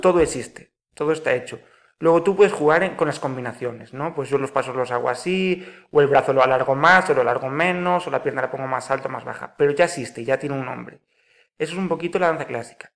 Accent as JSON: {"language": "Spanish", "town": "Pontevedra", "region": "Galicia", "country": "Spain", "tie": "born or raised there", "also_born_or_lived": "Marín", "said": "Nacido aquí en Pontevedra"}